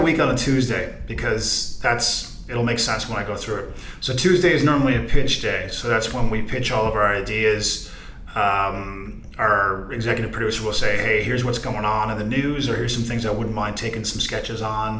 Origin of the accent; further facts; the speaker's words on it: Corner Brook, Newfoundland and Labrador, Canada; moved away; I was doing a segment in my hometown, ironically, for Amazing Race Canada